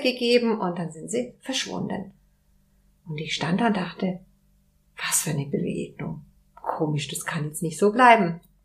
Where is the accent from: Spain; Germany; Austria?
Spain; moved away; ich bin Spanierin